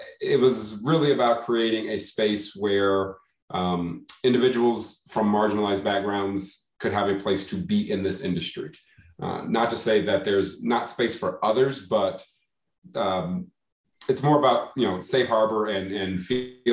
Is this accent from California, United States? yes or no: no; Dallas, Texas, United States; now in Albuquerque, United States; I am originally from Dallas, Texas, currently residing in Albuquerque, New Mexico